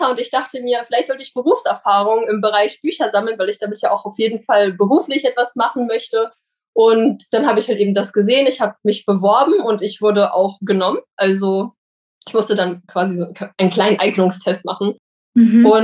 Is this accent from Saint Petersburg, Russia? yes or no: yes; Saint Petersburg, Russia; now in Germany; Es ist leider so, dass meine Eltern, also wir sind ja aus St. Petersburg ausgewandert